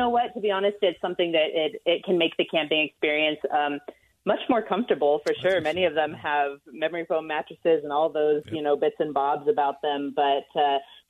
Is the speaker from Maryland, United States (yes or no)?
no; southeastern plains of Colorado, United States; I am from Colorado. That's where I grew up, on the southeastern plains.